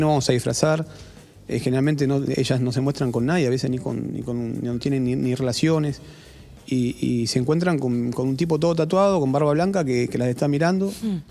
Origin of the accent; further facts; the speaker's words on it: Buenos Aires, Argentina; yo estoy profundamente orgulloso de decir que soy de Lugano